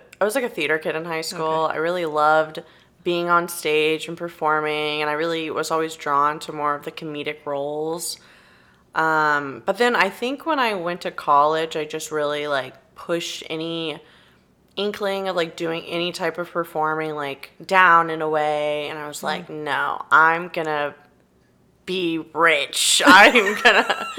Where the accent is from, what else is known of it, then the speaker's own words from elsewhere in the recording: Robstown, Texas, United States; I say Corpus, but I grew up in like a small farm town near Corpus, Robstown, Texas